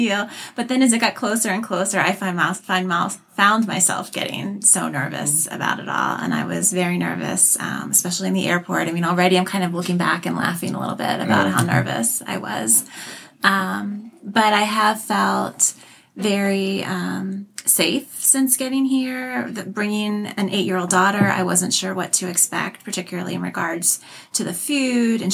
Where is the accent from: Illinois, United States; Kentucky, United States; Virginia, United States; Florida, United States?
Virginia, United States; Arlington; I'm from Arlington, Virginia